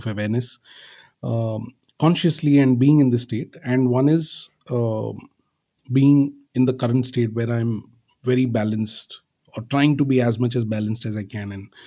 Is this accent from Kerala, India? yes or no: no; Pune, Maharashtra, India; moved away; I was in my hometown in Pune, in Maharashtra